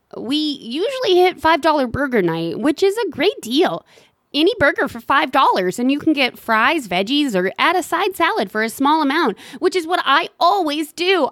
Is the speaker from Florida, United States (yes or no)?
no; Tennessee, United States; I'm from Tennessee